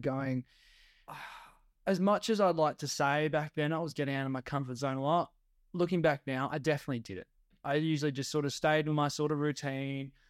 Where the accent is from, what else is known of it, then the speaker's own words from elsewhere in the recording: Geraldton, Western Australia, Australia; now in Perth, Australia; I moved away from my hometown, Geraldton